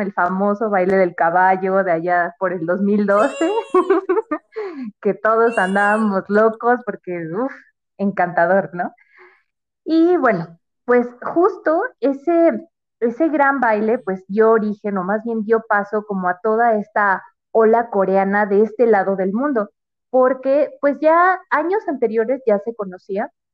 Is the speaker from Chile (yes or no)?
no; Mexico City, Mexico; soy de, la, de la Ciudad de México